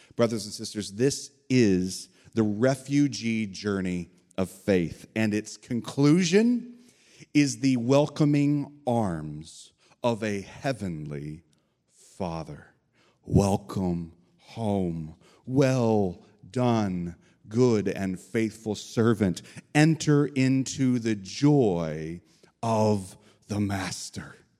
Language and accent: English; Evansville, Indiana, United States; moved away as an adult; also born or lived in Bloomington, Indiana / Upland, Indiana / Chicago, Illinois / Sheboygan County, Wisconsin; now in Brevard County, Florida, United States; At three years old, I moved two and a half hours south of Bloomington, Indiana, to Evansville, Indiana, on the Ohio River there.